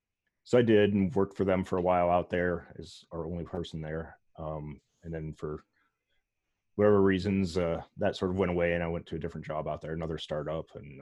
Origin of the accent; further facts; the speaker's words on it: Pittsburgh, Pennsylvania, United States; moved away as an adult; also born or lived in Bay Area; No, I'm originally from Pittsburgh and then we moved out there like back in the original .com boom